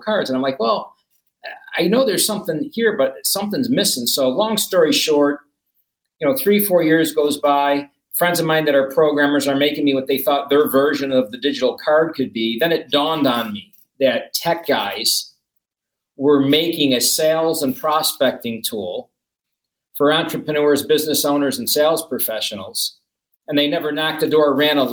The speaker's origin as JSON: {"language": "English", "town": "Buffalo", "region": "New York", "country": "United States", "moved": "yes", "said": "I'm from Buffalo"}